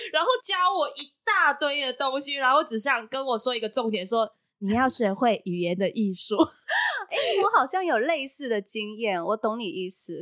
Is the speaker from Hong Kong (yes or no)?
yes; Hong Kong; moved away as an adult; now in Taiwan; 我是来自香港的